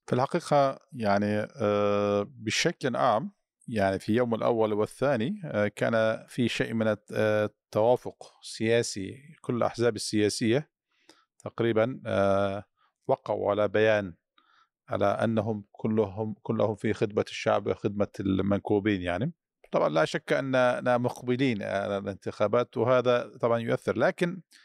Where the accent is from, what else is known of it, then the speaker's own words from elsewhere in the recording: Turkey; كمواطن تركي